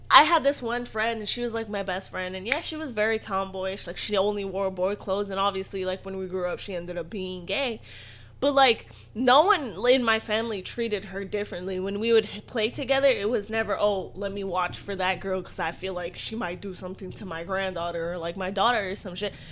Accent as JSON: {"language": "English", "country": "Philippines", "said": "especially as a Filipino person"}